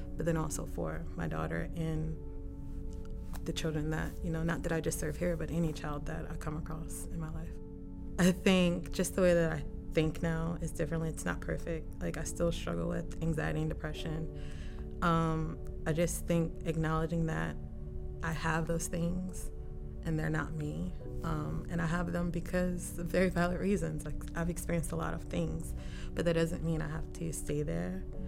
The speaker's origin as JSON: {"language": "English", "region": "Maryland", "country": "United States", "tie": "born or raised there", "said": "born and raised in Maryland most of my life. Primarily lived in Montgomery County, like northern DC area."}